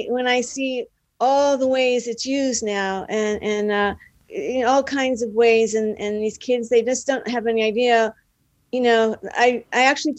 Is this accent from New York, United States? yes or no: no; Dallas, Texas, United States; moved away as an adult; now in Los Angeles, United States; Yeah, I'm from Dallas.